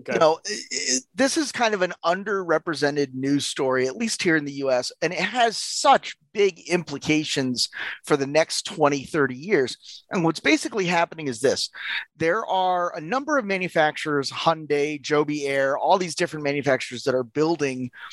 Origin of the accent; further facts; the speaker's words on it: United States; as an American